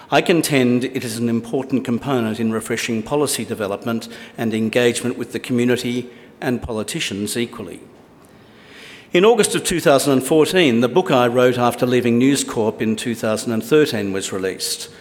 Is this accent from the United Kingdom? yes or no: no; Australia; As an Australian